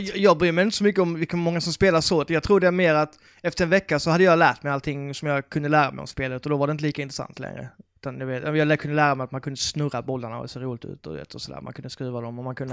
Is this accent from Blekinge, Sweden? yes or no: yes; Karlshamn, Blekinge, Sweden; moved away; min hemstad Karlshamn